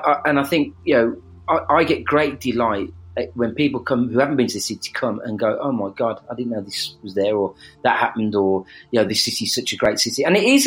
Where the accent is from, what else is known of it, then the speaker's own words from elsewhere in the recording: Birmingham, West Midlands, United Kingdom; accent: Birmingham; We are a class based country, and the Birmingham accent